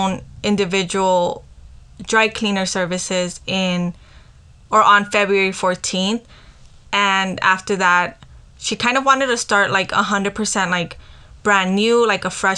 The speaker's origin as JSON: {"language": "English", "town": "Los Angeles", "region": "California", "country": "United States", "also_born_or_lived": "Santa María Yalina, Oaxaca, Mexico", "said": "we're from downtown, but equally we're from Yalina"}